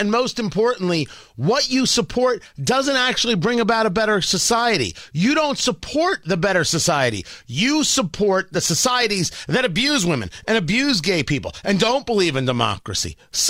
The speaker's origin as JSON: {"language": "English", "country": "United States", "said": "I'm not Israeli, I'm American. But since you're after the Jews and I'm one of them"}